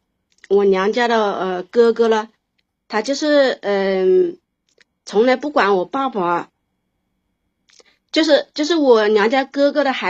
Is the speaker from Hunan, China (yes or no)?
yes; Changsha, Hunan, China; 我是呃来自湖南长沙的，